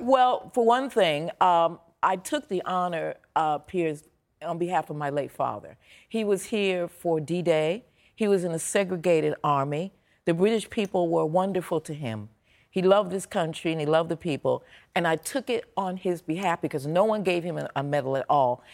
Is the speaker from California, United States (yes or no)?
no; Chicago, Illinois, United States; I'm from Chicago.